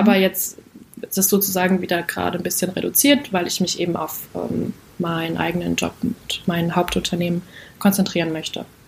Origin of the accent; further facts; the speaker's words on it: North Rhine-Westphalia, Germany; now in Cologne, Germany; ich komme aus Köln, ähm, nicht gebürtig, aber trotzdem in Nordrhein-Westfalen aufgewachsen